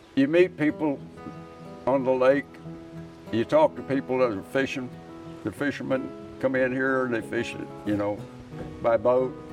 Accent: Kansas City, Kansas, United States; moved away as an adult; now in Lake of the Ozarks, United States; we're from Kansas City, Kansas

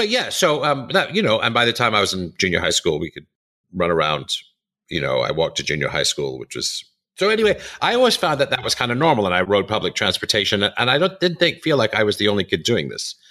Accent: New York City, New York, United States; I grew up in New York City, I grew up in Manhattan

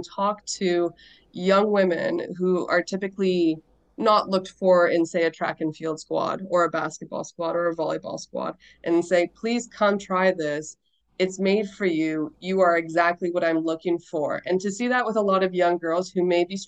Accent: Kingston, Ontario, Canada; now in Pembroke, Canada; I'm originally from Kingston

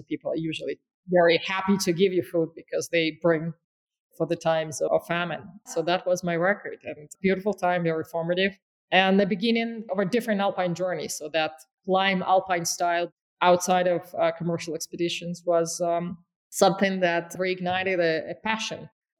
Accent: Caucasus, Russia; born there; And I am from there. I was born in the Caucasus

